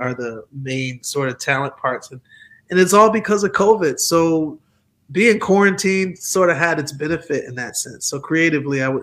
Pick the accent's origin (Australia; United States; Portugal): United States; Milwaukee, Wisconsin; moved away; also born or lived in Atlanta; I'm from Milwaukee